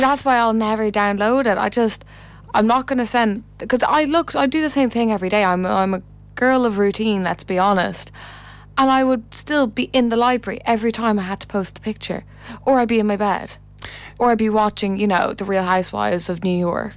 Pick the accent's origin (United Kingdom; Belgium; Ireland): Ireland